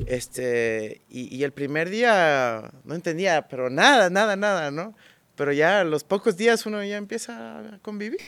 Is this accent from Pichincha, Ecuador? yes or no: yes; Quito, Pichincha, Ecuador; Yo nací en Quito, nací en la famosa Clínica de la Mujer